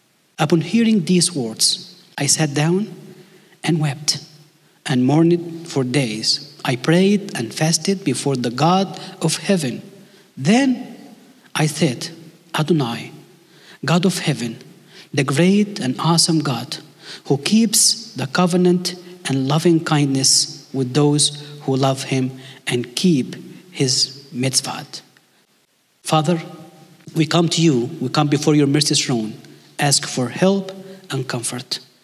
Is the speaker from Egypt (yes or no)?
yes; Egypt; English is a second language; if you don't understand my English accent, I can preach in Arabic. You get to choose. But the length of the sermon is always a problem, because in Egypt, we don't set a time for the sermon.